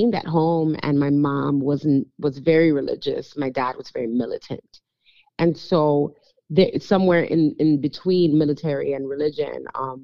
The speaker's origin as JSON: {"language": "English", "town": "New York City", "region": "New York", "country": "United States", "tie": "born or raised there", "moved": "yes", "lives_now": "Texas, United States", "said": "we were three girls growing up in New York City"}